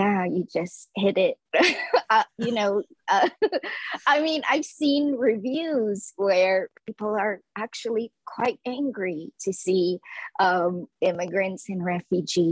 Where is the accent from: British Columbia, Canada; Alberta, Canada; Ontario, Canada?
Ontario, Canada; Toronto; also born or lived in Lao refugee camp, Thailand; I grew up in the Kiel and Eglinton West area, and everyone around me was an immigrant or a refugee